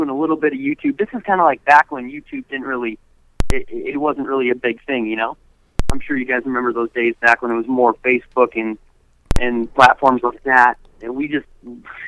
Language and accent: English; Minnesota, United States; also born or lived in Colorado; I was born in Colorado, then moved to Minnesota when I was really young, and I was fortunate enough to grow up next to a whole bunch of lakes